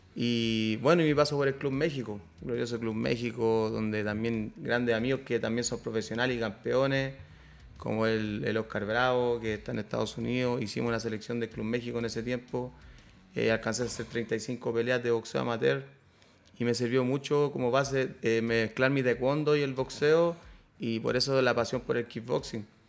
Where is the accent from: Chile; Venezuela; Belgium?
Chile; acá en Chile que fuera en mi país